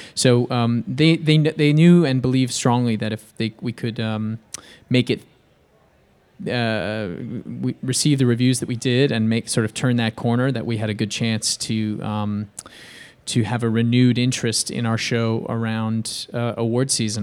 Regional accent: Bay Area, California, United States; I grew up in, I grew up in the Bay Area

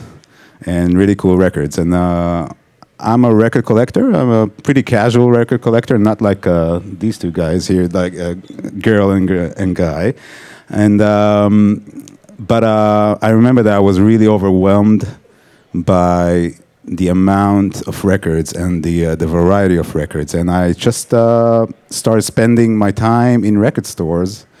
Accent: Israel; moved away as an adult; also born or lived in Tel Aviv; now in New York, United States; I grew up in Israel, worked in Tel Aviv as a photographer, and then moved to New York in 2008

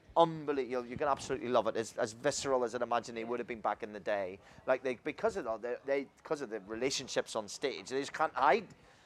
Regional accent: Ireland; growing up in Ireland

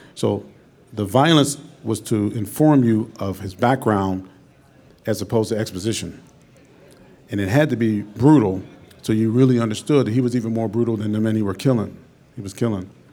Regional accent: Pittsburgh, Pennsylvania, United States; moved away as an adult; also born or lived in West Virginia / New York; I'm from Pittsburgh, Pennsylvania. I moved to New York

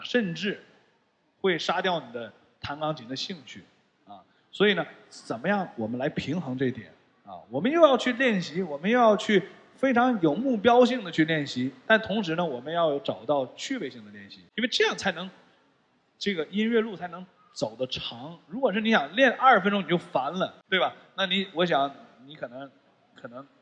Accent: Shenyang, Liaoning, China; moved away; 回到这个东北我的老家沈阳

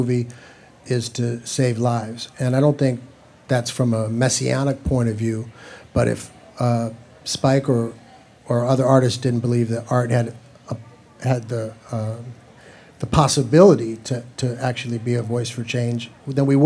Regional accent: Chicago, Illinois, United States; I grew up in Chicago and went down to Comiskey Park and University of Chicago

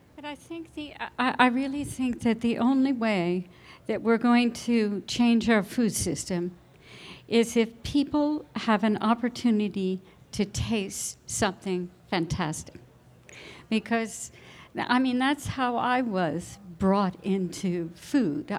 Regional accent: New Jersey, United States; now in California, United States; growing up in New Jersey

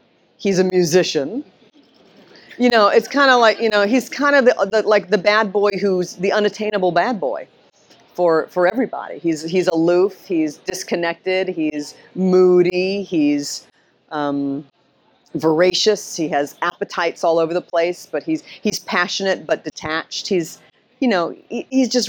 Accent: New York City, New York, United States; I grew up here in Manhattan, and my father was a playwright and lived on the Upper West Side

